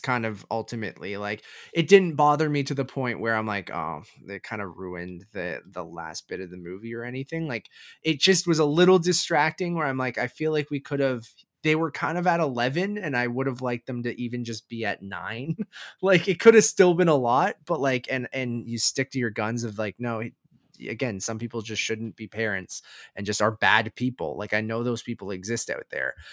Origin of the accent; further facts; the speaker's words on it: Canada; being Canadian